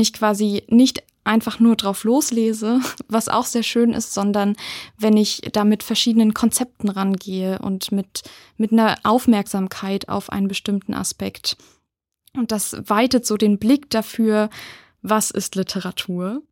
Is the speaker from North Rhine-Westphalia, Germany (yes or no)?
no; Wittenberg, Saxony-Anhalt, Germany; moved away as an adult; now in Mainz, Germany; Ich komme aus Wittenberg, also aus der Nähe von Leipzig